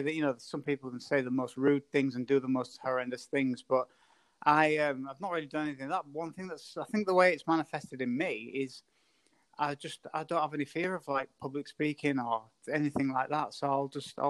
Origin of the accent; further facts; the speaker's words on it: Scarborough, Yorkshire and the Humber, United Kingdom; moved away as an adult; also born or lived in Manchester; my hometown of Scarborough